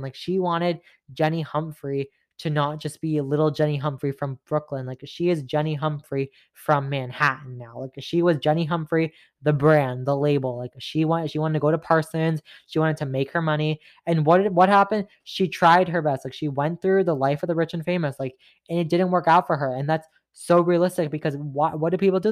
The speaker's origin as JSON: {"language": "English", "town": "Mississauga", "region": "Ontario", "country": "Canada", "said": "you're from Mississauga,\" which I am"}